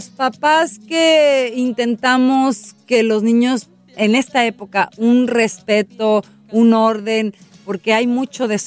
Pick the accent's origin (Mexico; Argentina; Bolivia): Mexico; Río Verde, San Luis Potosí; Río Verde, mi pueblo